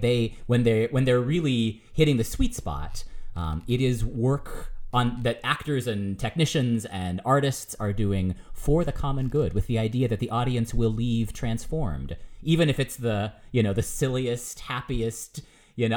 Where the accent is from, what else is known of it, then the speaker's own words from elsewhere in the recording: United States; I'm American